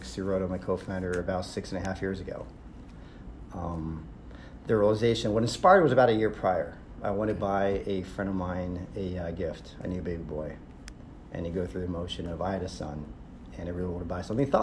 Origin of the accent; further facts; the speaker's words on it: Israel; moved away; I'm originally from Israel.